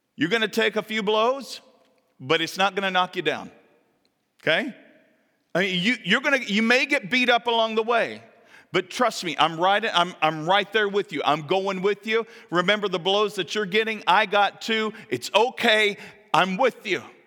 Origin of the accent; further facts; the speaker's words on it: the South, United States; moved away; I come from the South